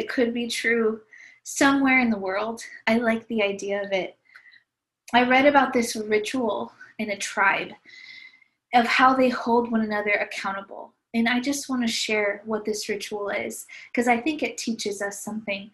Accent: Visalia, California, United States; I grew up in Visalia, California, and I loved it there.

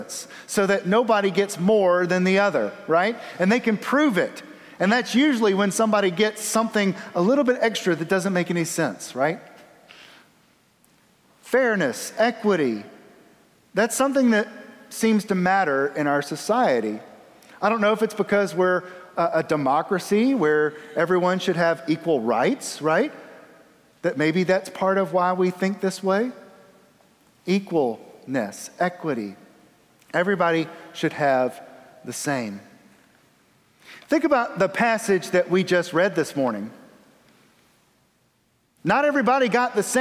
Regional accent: the South, United States; I'm from the South.

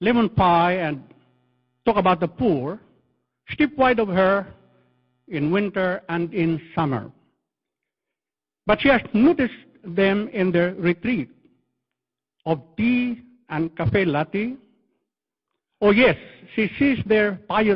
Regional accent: Philippines; accent: Filipino English; I'm using Filipino English

